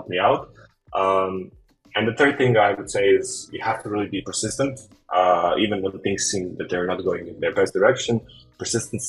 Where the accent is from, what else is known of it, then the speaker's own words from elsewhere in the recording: Bosnia & Herzegovina; I'm a freelancer from Bosnia